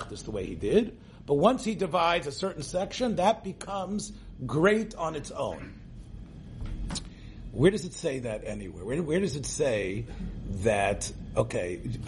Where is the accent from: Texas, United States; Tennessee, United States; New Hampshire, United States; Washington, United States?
Tennessee, United States; Memphis; moved away; I came from Memphis, Tennessee, a little Holocaust survivor's child speaking Yiddish